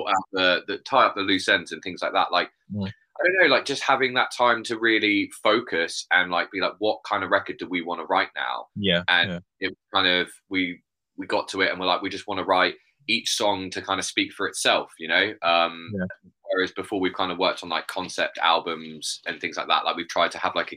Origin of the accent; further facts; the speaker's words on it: Bournemouth, South West England, United Kingdom; also born or lived in Poole; I'm from Bournemouth. I'd say Bournemouth.